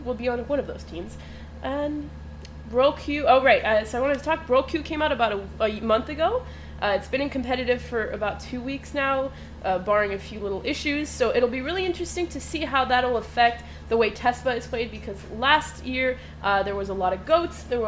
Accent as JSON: {"language": "English", "country": "Switzerland", "also_born_or_lived": "Miami-Dade, Florida", "moved": "yes", "lives_now": "Tallahassee, United States", "said": "I guess I'm from Switzerland"}